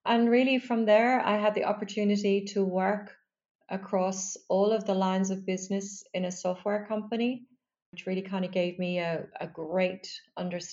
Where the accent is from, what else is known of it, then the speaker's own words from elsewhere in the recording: Dublin, Leinster, Ireland; I grew up in Dublin